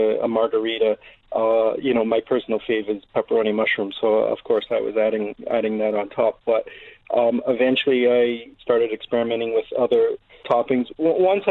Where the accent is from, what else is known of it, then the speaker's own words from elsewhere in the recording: Toronto, Ontario, Canada; also born or lived in New York; now in Dubai, United Arab Emirates; I'm from Canada originally, growing up in Toronto, a big food city.